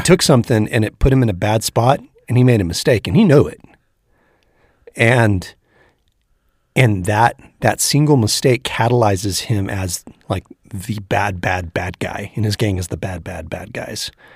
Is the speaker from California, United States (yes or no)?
yes; Northern California, United States; we're both from Northern California originally